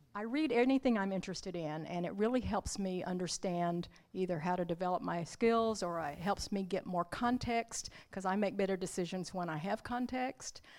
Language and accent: English; Arkansas, United States; also born or lived in Oklahoma; grew up in Arkansas